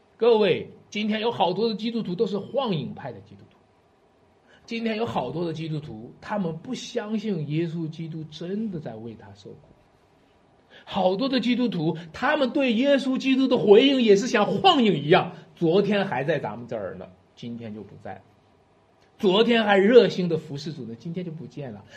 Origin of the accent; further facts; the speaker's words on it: Shanxi, China; 我们山西人的味道就是醋的味道，山西人喜欢吃醋